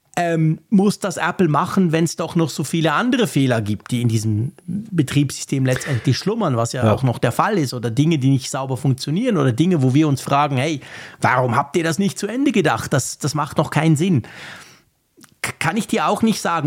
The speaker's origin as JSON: {"language": "German", "country": "Switzerland", "said": "als Schweizer"}